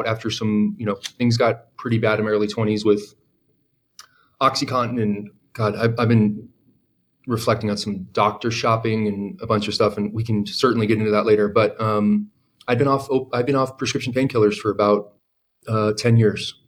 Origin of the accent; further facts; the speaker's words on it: San Diego, California, United States; I grew up in San Diego at a high school that was about 4,000 kids